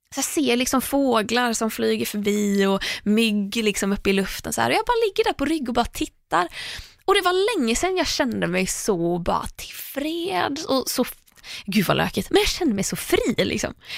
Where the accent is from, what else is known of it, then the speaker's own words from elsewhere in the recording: Tahult, Västra Götaland, Sweden; moved away as an adult; now in Stockholm, Sweden; där jag är uppvuxen, eller det enda stället jag har bott på innan jag bodde i Stockholm är ganska långt ifrån vatten. Så att just att åka och nattbada skulle aldrig hända i Tahult